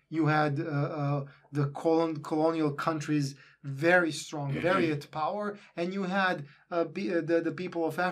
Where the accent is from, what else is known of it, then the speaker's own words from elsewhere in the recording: Serbia; we're two guys from Serbia.